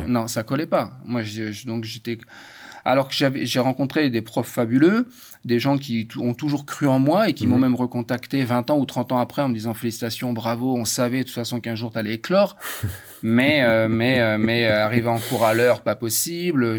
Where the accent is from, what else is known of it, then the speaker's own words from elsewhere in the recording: France; j'ai grandi en France